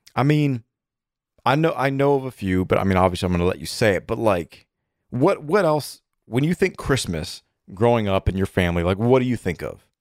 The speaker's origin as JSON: {"language": "English", "town": "Atlanta", "region": "Georgia", "country": "United States", "tie": "born or raised there", "also_born_or_lived": "Ohio", "said": "we grew up in Atlanta going to a Methodist church"}